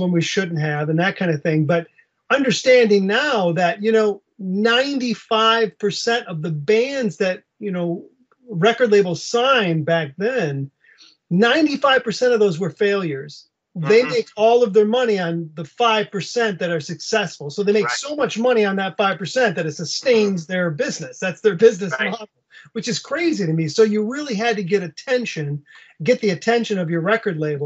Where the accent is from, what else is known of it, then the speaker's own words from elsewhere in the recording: Western Michigan, United States; I'm from Michigan. I grew up in Western Michigan